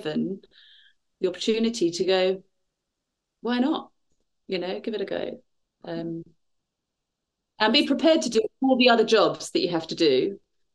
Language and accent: English; Bournemouth, South West England, United Kingdom; also born or lived in London; now in Shaftesbury, United Kingdom; I grew up in Bournemouth and then I was in London for a bit